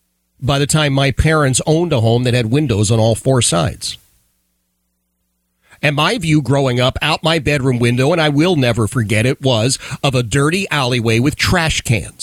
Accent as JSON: {"language": "English", "town": "Philadelphia", "region": "Pennsylvania", "country": "United States", "tie": "born or raised there", "said": "I grew up in Philadelphia, in the city of Philadelphia. And we grew up in what at that time, they were called row houses."}